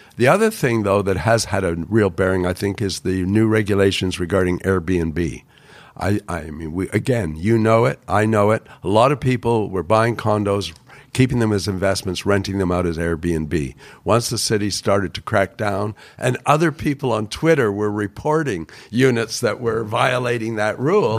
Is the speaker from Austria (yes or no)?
no; Toronto, Ontario, Canada; moved away; also born or lived in Vancouver; I grew up on Bathurst Street in Toronto